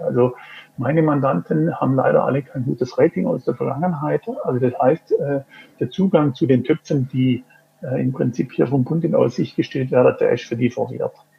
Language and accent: German; Singen, Baden-Württemberg, Germany; moved away as an adult; now in Switzerland; ich bin geboren in Singen am Hohenwil. Das ist ein Ort im Süden Deutschlands, Baden-Württemberg, in Nähe vom Bodensee, kurz vor der Schweizer Grenze.